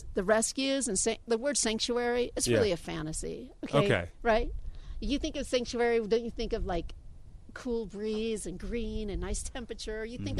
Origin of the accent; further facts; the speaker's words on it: Los Angeles, California, United States; moved away as an adult; now in Pahrump, United States; Los Angeles, born and raised.